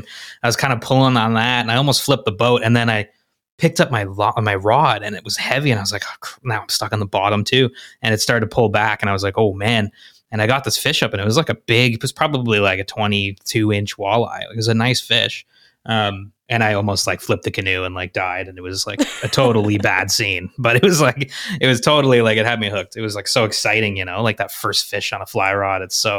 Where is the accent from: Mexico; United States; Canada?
Canada; Ottawa, Ontario; now in Toronto, Canada; Yeah, so I grew up in... I'm in Toronto now. I grew up in Ottawa, Ontario, which is our nation's capital.